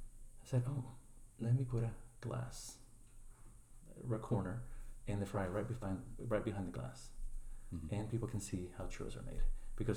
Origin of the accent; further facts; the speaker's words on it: Chile; English is a second language; now in United States; I'm from Chile